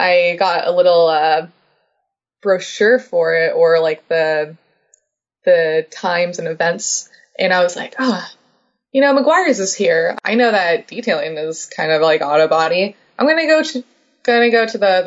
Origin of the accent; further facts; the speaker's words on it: Los Angeles, California, United States; Told him LA.